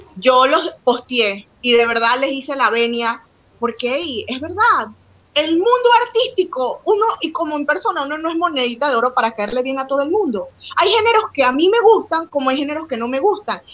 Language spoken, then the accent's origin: Spanish; Panama; como mujer y como compatriota panameñas que somos